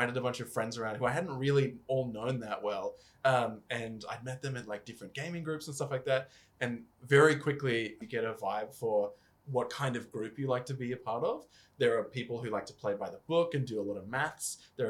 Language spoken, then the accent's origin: English; North Queensland, Australia; When I grew up playing it in North Queensland